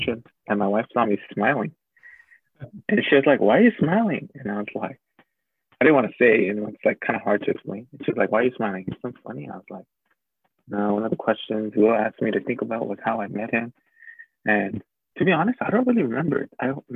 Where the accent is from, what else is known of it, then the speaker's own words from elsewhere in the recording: Los Angeles, California, United States; also born or lived in Glendale / Hancock Park; I grew up in LA, and people ask, like, oh, yeah, where in LA? And I say, literally every part